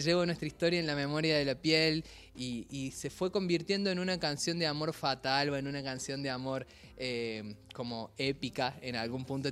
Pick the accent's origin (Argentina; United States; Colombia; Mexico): Argentina; Córdoba; soy cordobés